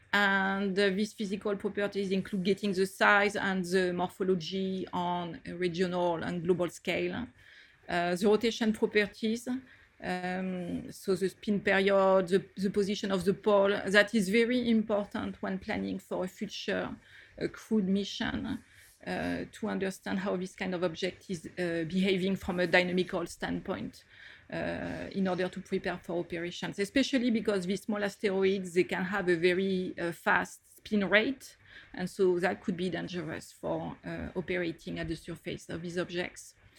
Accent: France; accent: French; moved away as an adult; now in United States; as you can get from my accent, I did all my studies in France

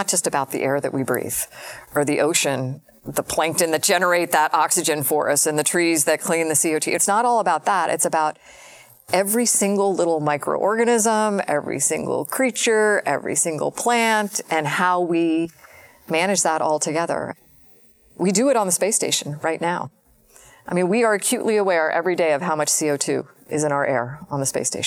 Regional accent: Florida, United States; growing up in Florida

